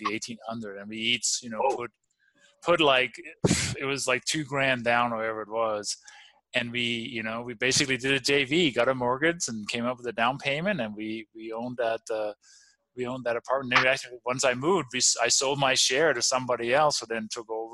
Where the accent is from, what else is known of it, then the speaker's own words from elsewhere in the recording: Denmark; English is a second language; moved away as an adult; also born or lived in Copenhagen, Denmark; now in Colorado, United States; I grew up in the farmland in the countryside